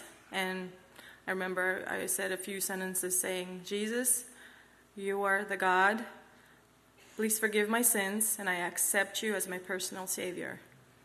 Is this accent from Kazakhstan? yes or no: yes; Kazakhstan; English is a second language; also born or lived in Uzbekistan; I'm from Kazakhstan, but born in Uzbekistan, moved to Kazakhstan when I was 6 years old